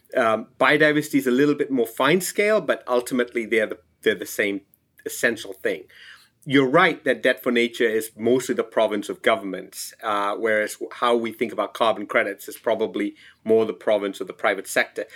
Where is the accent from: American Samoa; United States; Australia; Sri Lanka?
Sri Lanka; I'm from Sri Lanka